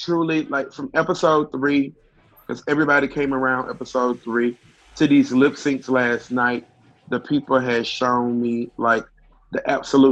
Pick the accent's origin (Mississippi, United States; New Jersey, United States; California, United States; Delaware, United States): Mississippi, United States; growing up in Mississippi